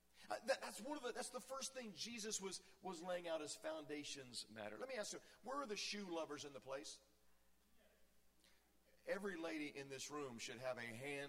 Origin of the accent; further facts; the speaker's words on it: Virginia, United States; moved away; I grew up in Virginia